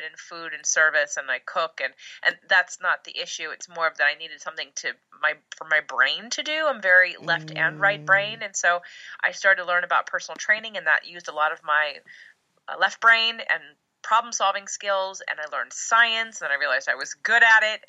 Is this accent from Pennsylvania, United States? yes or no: yes; Pennsylvania, United States; now in Los Angeles, United States; originally Pennsylvania, but I live in Los Angeles